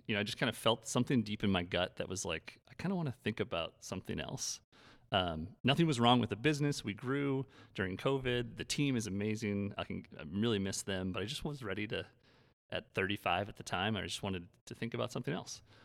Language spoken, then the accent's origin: English; Brookings, South Dakota, United States; a bar downtown Brookings, my hometown